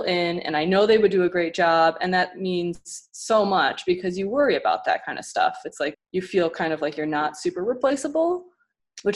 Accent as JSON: {"language": "English", "region": "Midwest", "country": "United States", "moved": "as an adult", "lives_now": "Houston, United States", "said": "I'm from the Midwest"}